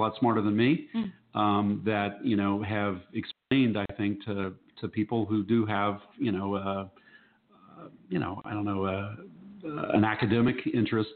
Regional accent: Cincinnati, Ohio, United States; moved away; my hometown in Cincinnati

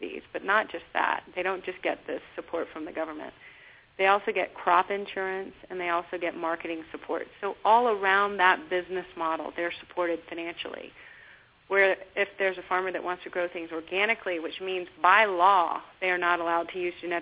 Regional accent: Texas, United States; I grew up in Texas

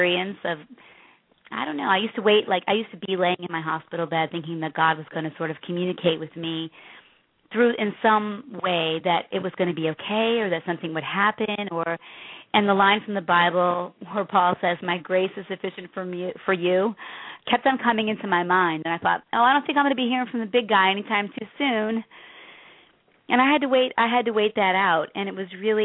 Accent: Chicago, Illinois, United States; I grew up in the South Side of Chicago

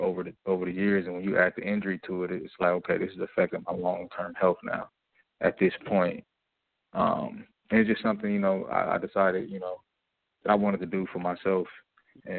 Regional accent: United States; moved away as an adult; now in Bosnia and Herzegovina; as an American player, American import

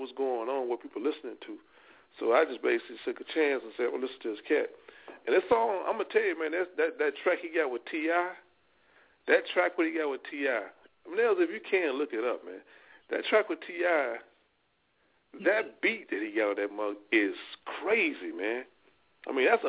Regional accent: Louisiana, United States; I come from Louisiana

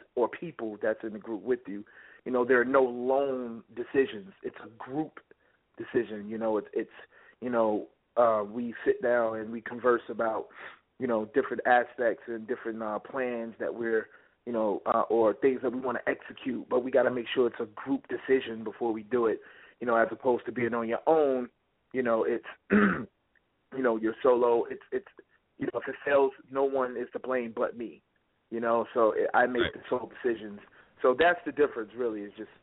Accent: Tuscaloosa, Alabama, United States; now in New York, United States; I was born out there in Tuscaloosa

